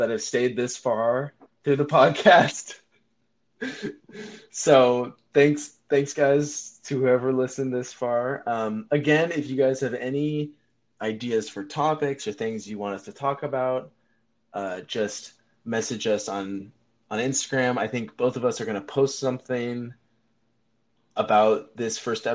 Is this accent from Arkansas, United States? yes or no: no; Northern California, United States; we're both from Northern California